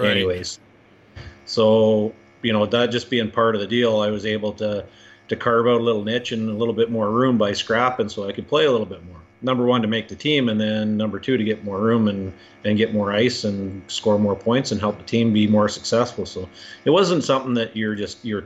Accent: Caroline, Alberta, Canada; also born or lived in Red Deer, Alberta; me and all my brothers were born in Red Deer, but we grew up in Caroline

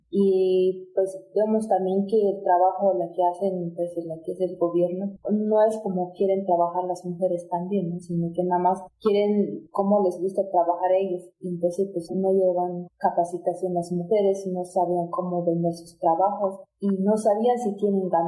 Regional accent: Tenejapa, Chiapas, Mexico; yo soy de Xixintonic, municipio de Tenejapa

